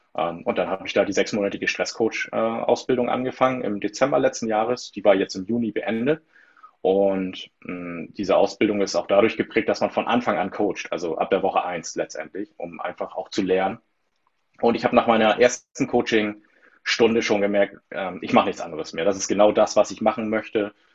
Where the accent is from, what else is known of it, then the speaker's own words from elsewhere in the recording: between the North Sea and Baltic Sea, near the Danish border, Schleswig-Holstein, Germany; ich wohne zwischen den Meeren, zwischen Nord- und Ostsee, im schönsten äh, Bundesland äh, Deutschlands